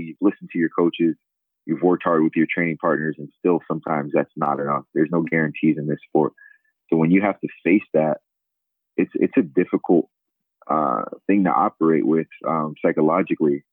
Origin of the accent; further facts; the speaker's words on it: Sicklerville, New Jersey, United States; moved away as an adult; also born or lived in Lincoln, Nebraska; now in Philadelphia, United States; I'm from South Jersey originally. I grew up in a small town, Sicklerville, New Jersey, about 25 miles outside of Philadelphia.